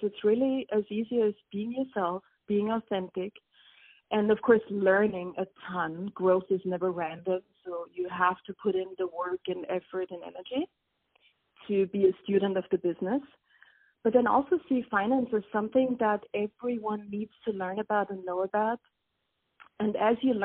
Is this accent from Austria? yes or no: yes; Austria; moved away as an adult; I actually attended a business school in my home country of Austria